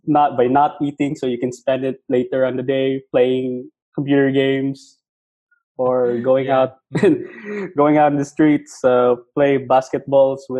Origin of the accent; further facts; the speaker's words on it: Cebu City, Central Visayas, Philippines; I grew up here actually in Cebu. I was born and raised here